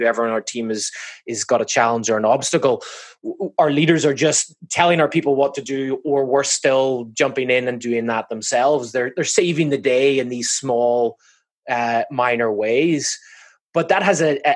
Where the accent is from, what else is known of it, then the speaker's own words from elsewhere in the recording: Belfast, Northern Ireland, United Kingdom; moved away as an adult; also born or lived in Massachusetts, United States; now in Laguna Beach, United States; I'm from Belfast up in the north.